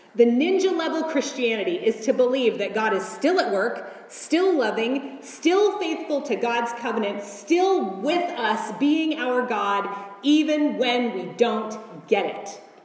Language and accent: English; United States; As an American woman in the 21st century